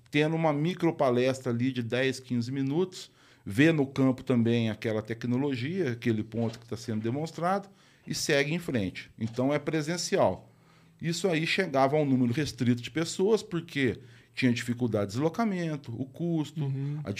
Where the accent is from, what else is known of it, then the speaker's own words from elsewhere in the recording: Rio de Janeiro, Brazil; born there; Quando eu nasci, ele morava no Rio de Janeiro, trabalhava no IBC